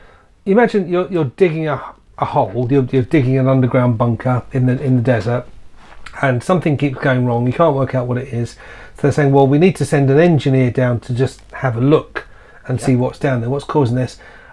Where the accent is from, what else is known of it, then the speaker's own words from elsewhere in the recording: United Kingdom; We're British.